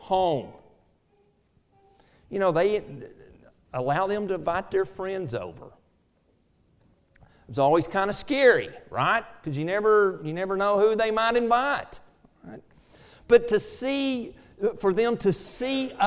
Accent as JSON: {"language": "English", "town": "Ada", "region": "Oklahoma", "country": "United States", "tie": "born or raised there", "said": "I grew up in Ada, Oklahoma"}